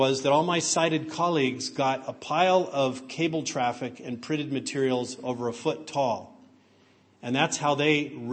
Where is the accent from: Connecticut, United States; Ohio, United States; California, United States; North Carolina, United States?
California, United States; San Francisco Bay Area; also born or lived in New Mexico; We moved to California from New Mexico to the San Francisco Bay Area because my parents looked for the schools that were the best for me